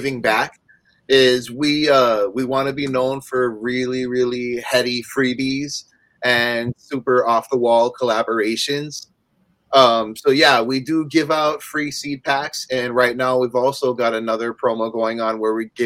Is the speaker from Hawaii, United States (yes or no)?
yes; Hawaii, United States; also born or lived in Pacific Northwest; now in Oregon, United States; I was born here in the Pacific Northwest. I grew up in Hawaii, lived half my life out there.